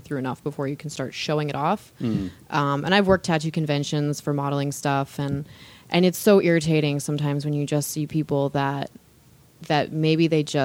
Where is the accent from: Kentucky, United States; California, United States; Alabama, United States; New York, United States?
California, United States; Southern; we grew up in Southern California, you know, mostly in the 90s and the aughts